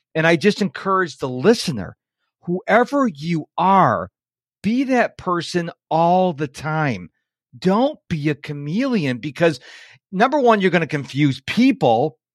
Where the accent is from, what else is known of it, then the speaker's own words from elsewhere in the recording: New York, United States; I was raised up in New York